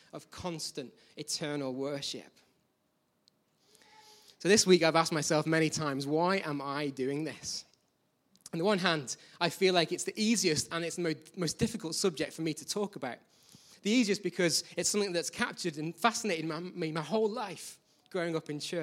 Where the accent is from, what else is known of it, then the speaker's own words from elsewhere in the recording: Manchester, North West England, United Kingdom; also born or lived in Birmingham; When I was 4, we left my hometown, which you might not know it from my accent, is Birmingham. I was age 4. We moved north.